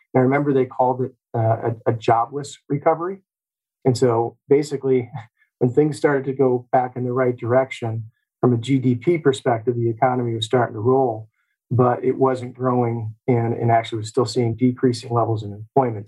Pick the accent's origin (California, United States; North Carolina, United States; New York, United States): New York, United States; Olean; My story begins here in Olean. I was born and raised here in Western New York. I attended elementary and high school right here in town